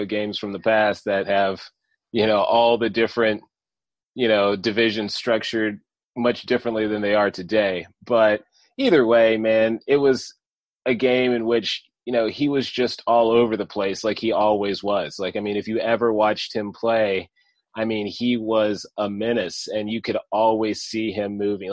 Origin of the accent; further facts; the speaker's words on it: Nashville, Tennessee, United States; also born or lived in Tuscaloosa, Alabama; growing up in Nashville